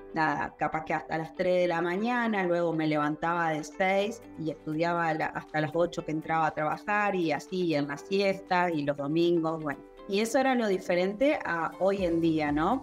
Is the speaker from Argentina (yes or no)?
yes; General Pico, La Pampa, Argentina; soy de General Pico La Pampa